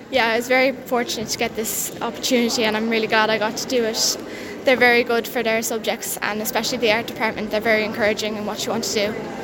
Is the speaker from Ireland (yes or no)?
yes; Ballyhale, Leinster, Ireland; I'm from Ballyhale.